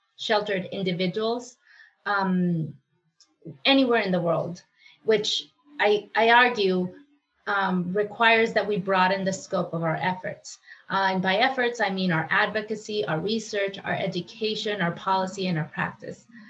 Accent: Mexico; moved away as an adult; now in United States; I was born in Mexico

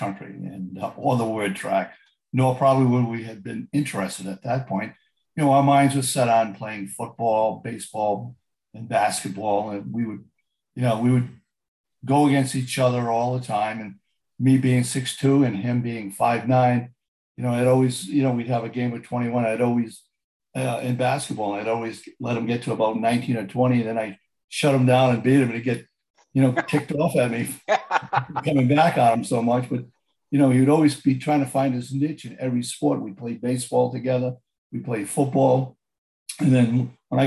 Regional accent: Pawtucket, Rhode Island, United States; also born or lived in Providence, Rhode Island; We were actually born and brought up in Pawtucket, Rhode Island, went to schools, the elementary schools and the middle schools in Pawtucket

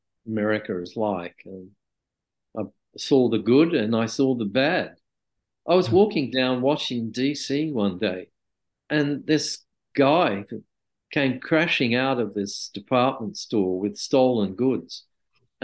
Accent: Australia; I'd rather live in my country.

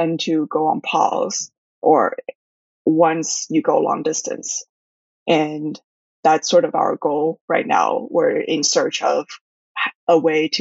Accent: Shanghai, China; also born or lived in Taiwan; I was raised in Shanghai and my parents are from Taiwan. And but I've always been immersed in a somewhat British and American environment due to the schools

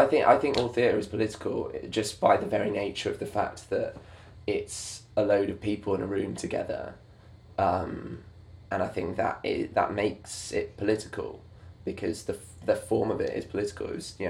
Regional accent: Manchester, North West England, United Kingdom; In Manchester.

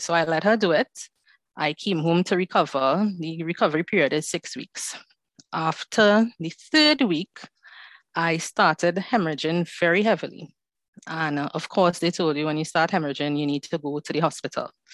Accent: Trinidad & Tobago; I am from Trinidad and Tobago, so the Caribbean is in the house today.

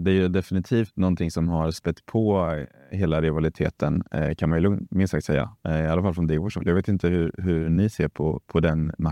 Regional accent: Degerfors / Karlskoga, Örebro County, Sweden; Vi är inte värmlänningar, vi är inte örebroare eller närkingar utan vi är Degerforsare och Karlskogingar.

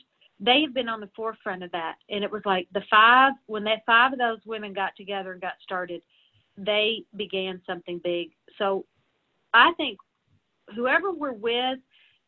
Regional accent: the South, United States; now in Nashville, United States; I'm from the South

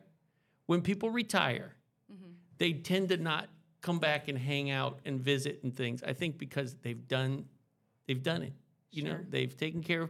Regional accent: Ohio, United States; moved away; I grew up in Ohio

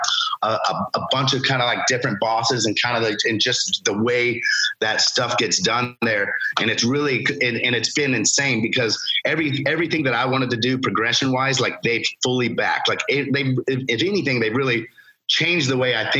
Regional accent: Lake Alfred, Florida, United States; I grew up in Lake Alfred in Polk County

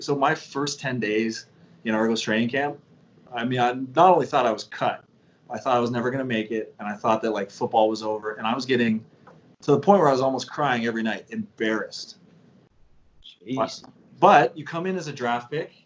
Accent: Canada; as Canadian kids

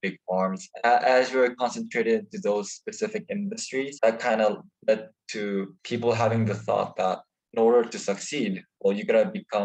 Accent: South Korea; I am 17. I'm from South Korea

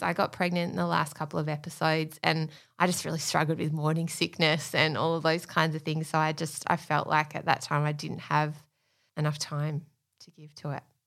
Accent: Australia; we're Australian

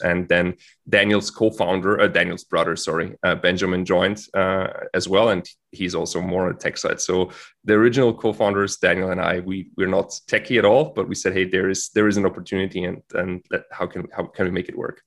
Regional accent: Austria; moved away as an adult; also born or lived in Florida / Switzerland; as I'm from Austria

